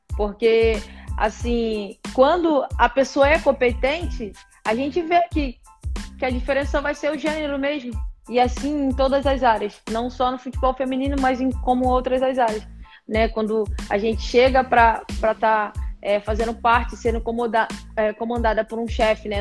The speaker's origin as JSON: {"language": "Portuguese", "region": "Rio de Janeiro", "country": "Brazil", "tie": "born or raised there", "said": "eu nasci e fui criada em Bangu, né, Rio da Prata"}